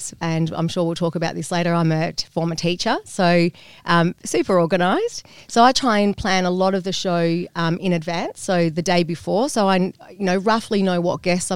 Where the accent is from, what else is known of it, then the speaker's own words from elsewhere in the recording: Phillip Island, Victoria, Australia; also born or lived in Thailand; I'm originally from the East Coast